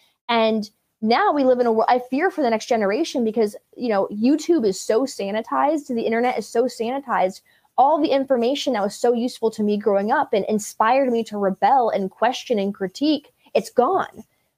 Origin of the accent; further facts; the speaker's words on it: Berkeley, California, United States; also born or lived in Martinez, California; I'm from the Bay Area, born and raised Berkeley, California.